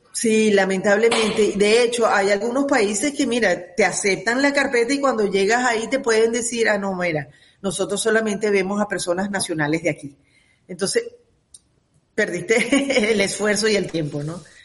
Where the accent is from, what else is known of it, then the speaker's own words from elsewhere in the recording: Venezuela; now in United States; como comunidad venezolana